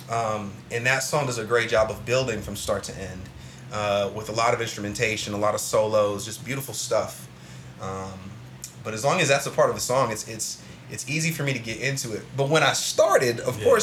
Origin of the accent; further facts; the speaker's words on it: Columbus, Ohio, United States; Where um, where did you grow up at? Columbus. Like what side? What side? So on the East Sider.